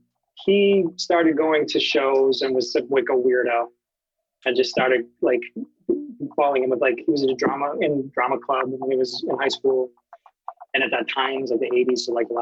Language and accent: English; Plymouth, Massachusetts, United States; I'm from the South Shore, Plymouth, to be exact. Which is, you know, 40, 45 miles south of Boston. Oh, okay. That's where I grew up.